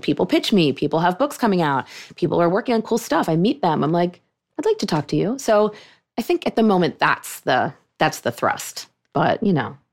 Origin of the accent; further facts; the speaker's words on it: Pittsburgh, Pennsylvania, United States; moved away as an adult; also born or lived in Vermont; now in New York, United States; I grew up in Pittsburgh. That was my synagogue